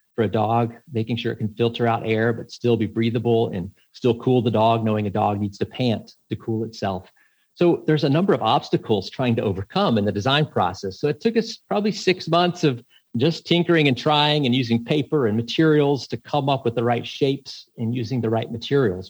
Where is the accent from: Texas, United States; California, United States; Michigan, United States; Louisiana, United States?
Texas, United States; I grew up in Texas